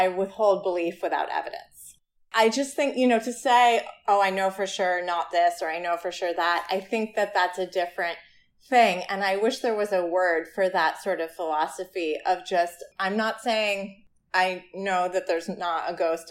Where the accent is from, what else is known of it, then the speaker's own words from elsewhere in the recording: Ithaca, New York, United States; in Ithaca, in our hometown, in my hometown